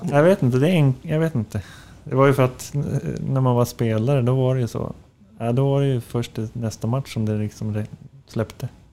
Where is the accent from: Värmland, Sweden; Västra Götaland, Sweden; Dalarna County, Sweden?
Västra Götaland, Sweden; Floda; Ja, men, eh, Göteborg och Alingsås, eh, däremellan. Floda heter det